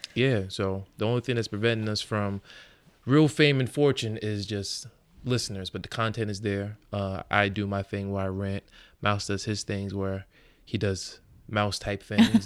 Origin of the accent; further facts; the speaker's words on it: Long Island, New York, United States; I come from Long Island